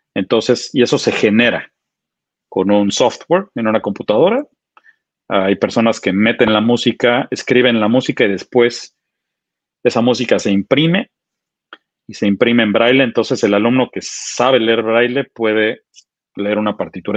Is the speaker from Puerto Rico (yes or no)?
no; Mexico City, Mexico; moved away as an adult; also born or lived in United States; durante mis primeros 25 años, yo, nací en la Ciudad de México